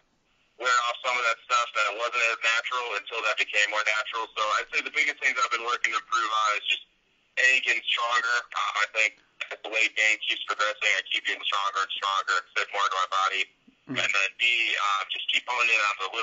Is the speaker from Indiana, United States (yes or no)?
yes; South Bend, Indiana, United States; be back in my home state